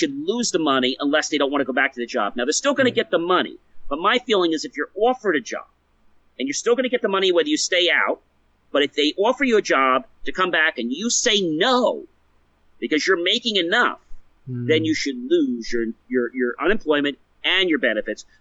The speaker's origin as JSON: {"language": "English", "country": "United States"}